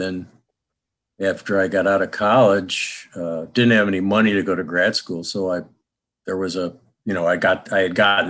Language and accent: English; Rochester, New York, United States; I grew up outside of Rochester, New York